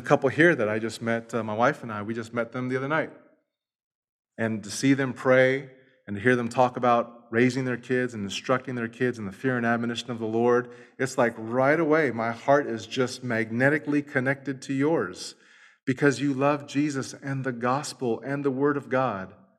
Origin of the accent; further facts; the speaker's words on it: Los Angeles, California, United States; moved away; I'm from East L A." And we just start talking it up because we're from the same hood